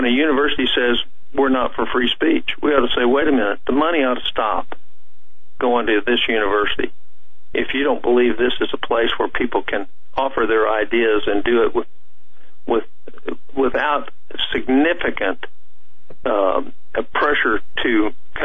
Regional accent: Tulsa, Oklahoma, United States; in my hometown, Tulsa, Oklahoma

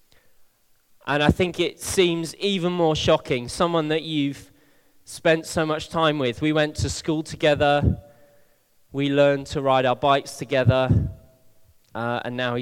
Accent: Bristol, South West England, United Kingdom; one of my oldest friends, who I grew up with here in Bristol

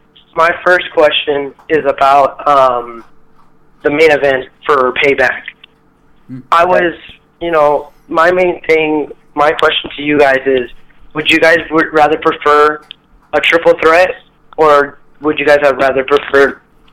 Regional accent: San Antonio, Texas, United States; I'm from San Antonio, Texas.

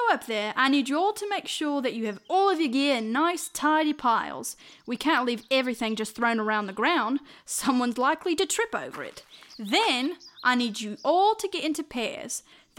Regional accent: Australia; My accent gave it away, huh? Yes, I'm from Australia.

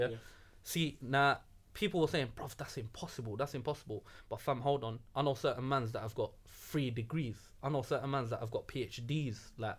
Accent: London, United Kingdom; first language English; I'm born and bred London. Yeah. I'm born and bred. I love English. English is my first language. I don't say my mother tongue is something else. Because it's not. Because I've grown up in England. I'm born here.

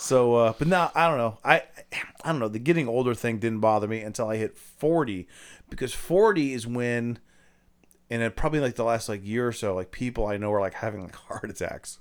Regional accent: Ohio, United States; I'm from Ohio

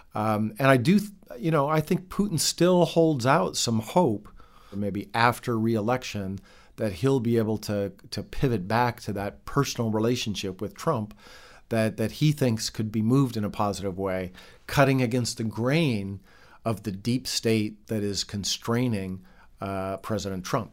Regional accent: Bozeman, Montana, United States; moved away; also born or lived in Russia; I was born in Montana.

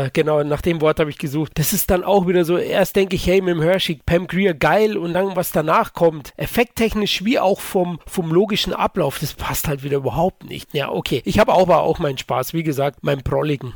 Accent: Bavaria, Germany; Ich als Bayer

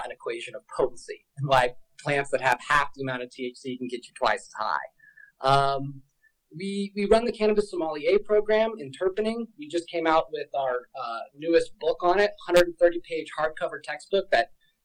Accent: Denver, Colorado, United States; I am born and raised in Denver, Colorado

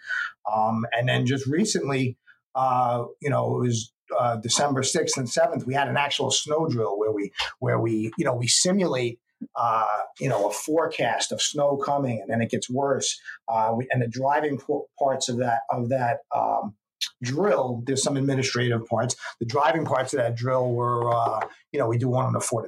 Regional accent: New York City, New York, United States; I grew up in the Bronx and Riverdale.

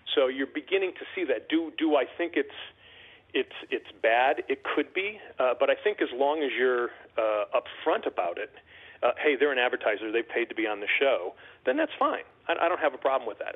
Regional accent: West Hartford, Connecticut, United States; moved away as an adult; I was born and raised in West Hartford and uh, lived there for up, you know, my first uh, 28, 29 years

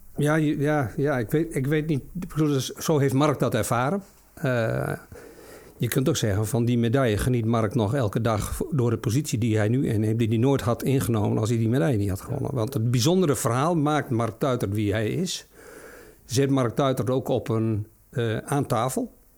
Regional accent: Friesland, Netherlands; Ik kom uit Friesland

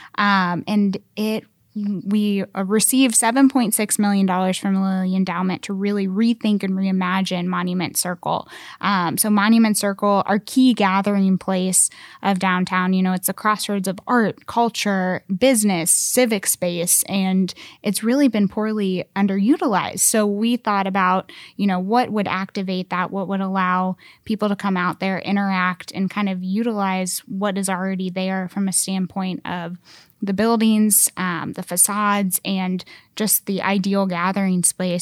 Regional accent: Columbus, Ohio, United States; moved away as an adult; now in Indianapolis, United States; I'm originally from Columbus, Ohio

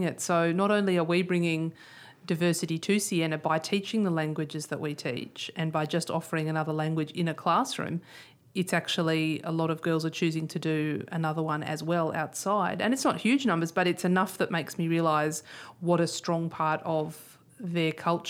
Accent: Australia; because we're all Australian, but we're... How did we get to be Australian?

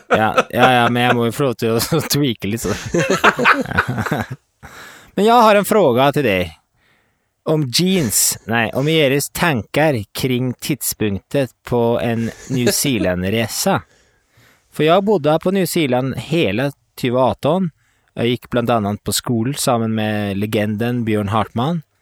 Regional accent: Sweden; Norwegian is a second language; now in Denmark; Jeg er svensk som bor i Danmark.

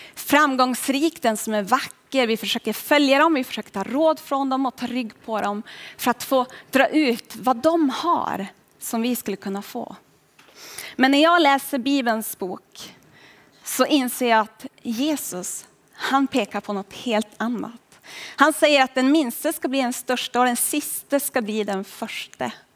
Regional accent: Boden, Norrbotten County, Sweden; Jag kommer ända upp ifrån Boden, från Norrbotten

